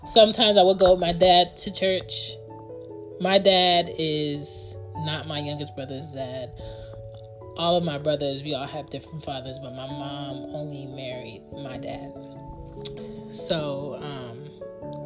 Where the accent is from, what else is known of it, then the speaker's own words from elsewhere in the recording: United States; we were born and raised in America